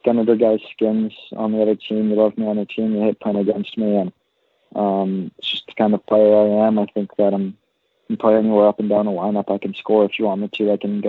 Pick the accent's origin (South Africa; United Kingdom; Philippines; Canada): Canada; Pickering, Ontario; I'm from Pickering, Ontario, up here in Toronto